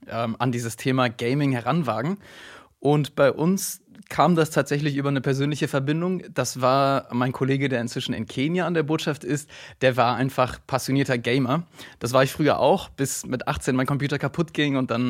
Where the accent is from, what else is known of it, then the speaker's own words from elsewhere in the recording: Argentina; ich bin selbst in Argentinien aufgewachsen und wurde da natürlich mit, dem, äh, mit der Fußballleidenschaft infiziert.